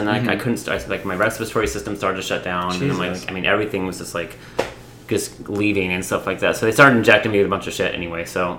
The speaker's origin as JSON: {"language": "English", "town": "Atlanta", "region": "Georgia", "country": "United States"}